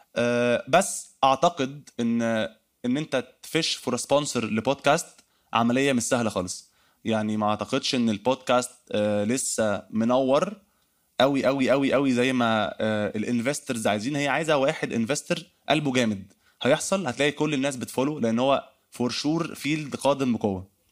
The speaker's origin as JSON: {"language": "Arabic", "country": "Egypt", "accent": "Egyptian", "said": "لكنتنا المصريه"}